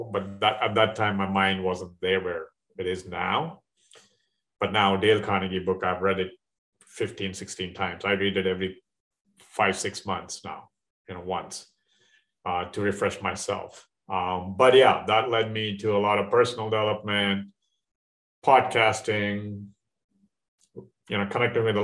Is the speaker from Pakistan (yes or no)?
no; India; moved away as an adult; now in Dallas, United States; I'm in from India a long time ago, 30 years ago, a little over 30 years